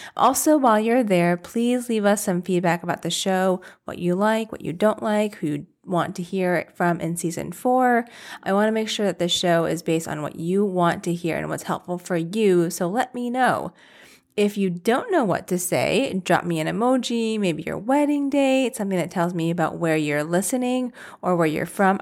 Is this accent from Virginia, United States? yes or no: yes; Virginia, United States; moved away; I grew up in Virginia